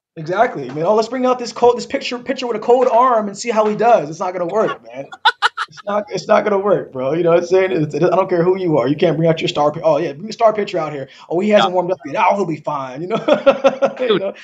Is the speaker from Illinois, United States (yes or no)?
no; Seattle, Washington, United States; to grow up here